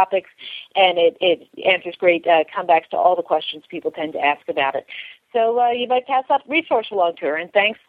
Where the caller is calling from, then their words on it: Oakland, California, United States; I'm calling from Oakland, California